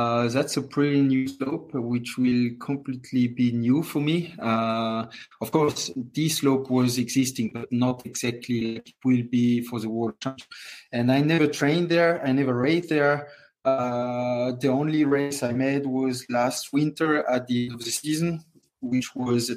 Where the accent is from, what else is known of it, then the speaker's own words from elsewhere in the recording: Courchevel, Auvergne-Rhône-Alpes, France; also born or lived in Moûtiers; I grew up in Courchevel in the family hotel my whole life, and now I'm more on the circus and away from Courchevel, but still, it's still my hometown.